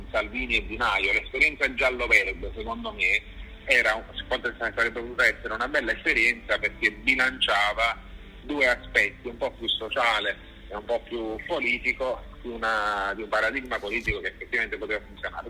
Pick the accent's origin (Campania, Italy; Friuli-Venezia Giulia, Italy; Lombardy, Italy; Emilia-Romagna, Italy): Campania, Italy; Naples; io sono napoletano